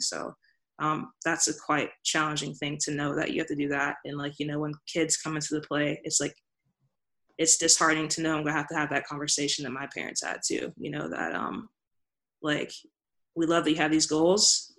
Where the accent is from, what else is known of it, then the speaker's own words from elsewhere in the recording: Mississippi, United States; I grew up in Mississippi